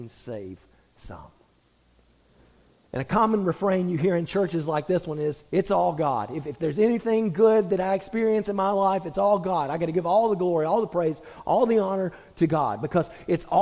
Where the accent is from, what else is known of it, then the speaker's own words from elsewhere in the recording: United States; we as American Christians